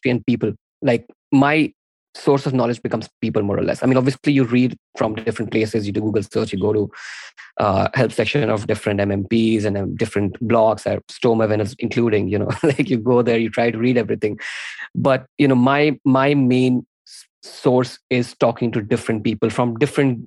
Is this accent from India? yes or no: yes; India; I'm an Indian dude